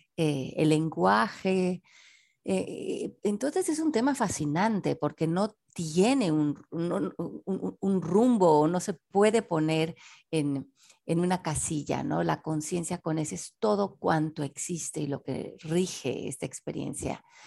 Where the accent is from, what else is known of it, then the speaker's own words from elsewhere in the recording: Mexico City, Mexico; nací en la Ciudad de México en 1970